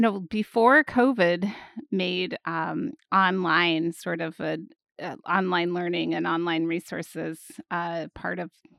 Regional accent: Washington, United States; born there; I was born in the Pacific Northwest and it snowed on the day I was born, which is pretty unusual in the area north of Seattle to get snow in December.

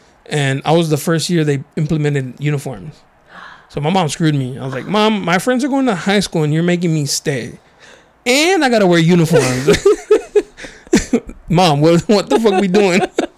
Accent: National City, California, United States; I went to Chilla, but I grew up in National City.

